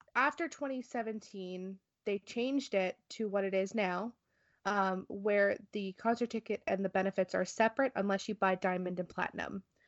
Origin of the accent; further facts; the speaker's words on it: New Jersey, United States; I am from New Jersey